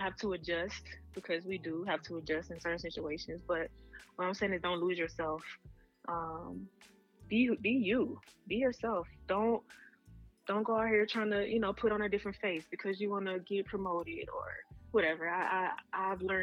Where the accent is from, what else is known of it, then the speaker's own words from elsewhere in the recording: Mississippi, United States; moved away; I'm super proud of where I'm from. I rep it always. We'll always rep it. And I don't meet a lot of people from Mississippi